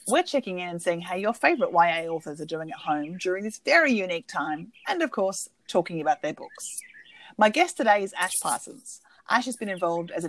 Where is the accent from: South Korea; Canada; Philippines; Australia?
Australia; As an Australian